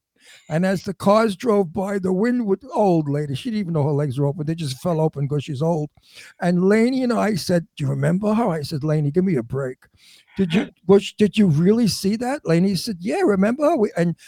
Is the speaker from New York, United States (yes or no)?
yes; New York City, New York, United States; accent: New York; moved away as an adult; also born or lived in Astoria, Queens / Beverly Hills / Setauket, Long Island; now in Palm Springs, United States; I came from Red Hook.